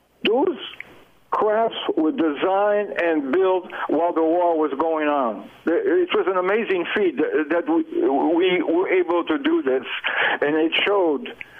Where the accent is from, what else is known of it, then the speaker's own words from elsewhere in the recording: Île-de-France, France; moved away; Well, I was born of French parents. I was born in San Francisco. Okay. In 1925, but for family reasons, my parents had to go back to France, so I went back to France when I was 4 years old. So we lived there. My father worked in the suburbs of Paris.